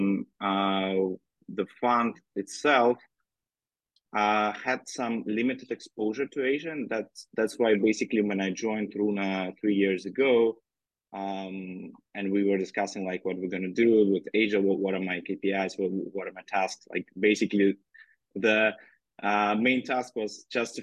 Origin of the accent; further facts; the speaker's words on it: Russia; moved away as an adult; also born or lived in Moscow, Russia / Berlin, Germany / Beijing, China; I'm originally from Russia